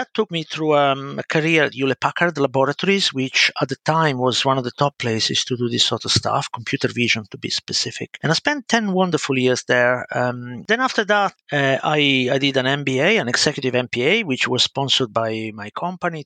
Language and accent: English; Milan, Lombardy, Italy; accent: Italian; English is a second language; moved away as an adult; now in United Kingdom; As you can spot from my accent, I'm Italian, but I've been living in the UK for, it's coming up to 30 years almost, so quite a while. I started as just an ordinary child in a working class family, you know, living in a council estate in Milan